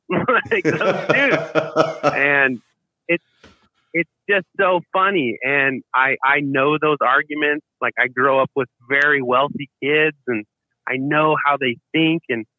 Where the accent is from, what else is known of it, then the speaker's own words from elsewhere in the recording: Provo, Utah, United States; I'm from Provo, Utah. I raised Mormon, served a mission in New York City